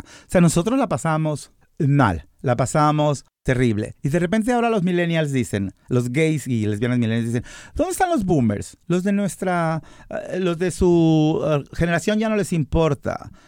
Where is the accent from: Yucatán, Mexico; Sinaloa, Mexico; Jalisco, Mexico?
Jalisco, Mexico; Guadalajara; moved away as an adult; now in United States; yo soy mexicano